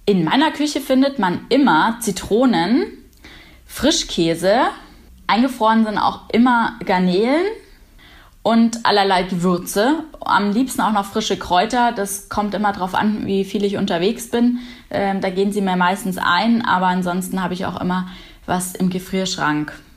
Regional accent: Munich, Bavaria, Germany; Weiß-Blau steht für meine Heimat. Heimat ist Bayern und äh, München im Besonderen. Hier lebe ich

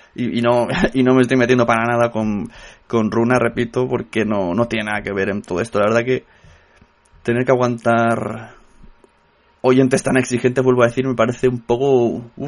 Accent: Catalonia, Spain; soy catalán

